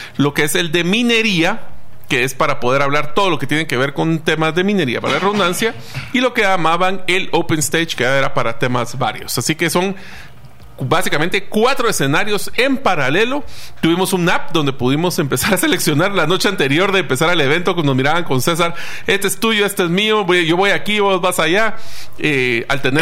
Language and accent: Spanish; Guatemala; nosotros como guatemaltecos